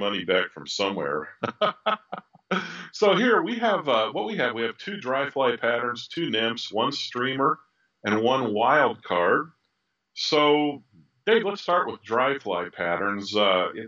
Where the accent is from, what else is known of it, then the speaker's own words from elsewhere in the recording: near Traverse City, Michigan, United States; I was born there. I was born near Traverse City